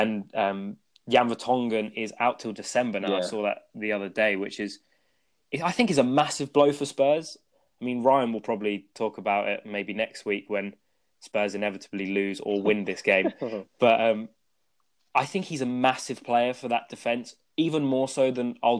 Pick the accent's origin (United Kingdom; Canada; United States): United Kingdom; England; I was born in England and have basically grown up in schools, English culture